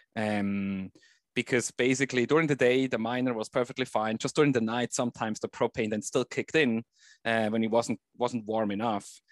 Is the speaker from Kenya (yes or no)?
no; Switzerland; I grew up in Switzerland